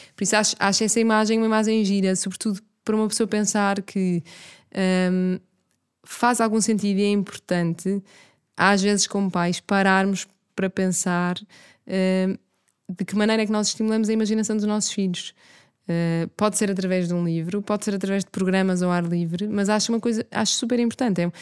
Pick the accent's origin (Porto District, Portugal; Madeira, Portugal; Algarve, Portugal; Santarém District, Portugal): Porto District, Portugal; Miramar; now in Lisbon, Portugal; imensas memórias da minha infância em Miramar, eh, de andar sempre na rua, de no primeiro ciclo não ter aulas à tarde e por isso o que eu fazia à tarde era andar a explorar Miramar